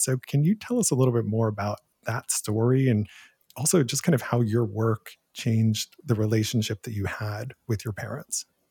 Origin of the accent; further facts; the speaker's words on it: Canton, Ohio, United States; moved away; the very first job I ever had was as a film critic for the local newspaper in my hometown. So, in the nineteen nineties, I was hired to be a teen film critic for the Canton Repository in Canton, Ohio